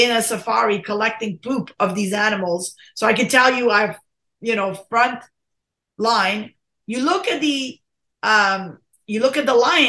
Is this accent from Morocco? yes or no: yes; Morocco; moved away; I was born in Morocco, right? And my parents fed me like, you know, brain and spleen and mammary glands.